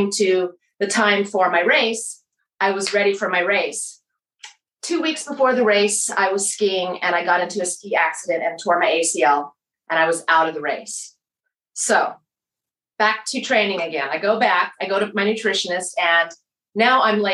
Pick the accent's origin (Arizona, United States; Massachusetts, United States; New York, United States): Arizona, United States; Tucson; moved away as an adult; now in Katy, Texas, United States; I'm from Tucson, Arizona.